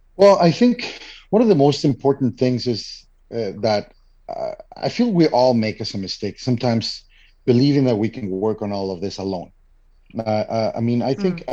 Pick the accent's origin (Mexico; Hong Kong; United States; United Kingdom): Mexico; moved away as an adult; now in Canada; I am originally from Mexico and living in Canada for now over ten years.